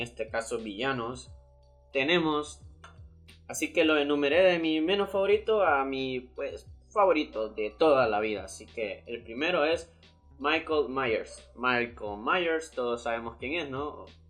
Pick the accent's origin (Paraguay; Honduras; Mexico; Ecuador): Honduras; aquí en mi país Honduras